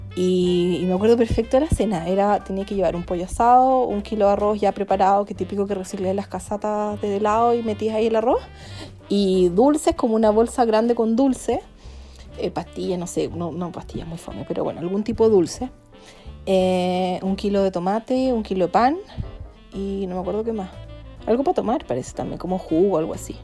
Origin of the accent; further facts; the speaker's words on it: Chillán, Ñuble, Chile; also born or lived in Arica / Santiago; now in Providencia, Santiago, Chile; nosotros nos criamos en Chillán